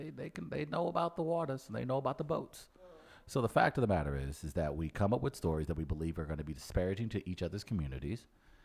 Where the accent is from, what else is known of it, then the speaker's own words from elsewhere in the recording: Farmington, Missouri, United States; Old sweet old Farmington, down in the old South, 90 minutes from St. Louis. It was like I grew up in St. Louis, but I didn't. I had a farm. I wasn't rich. I was poor, though we had multiple acres.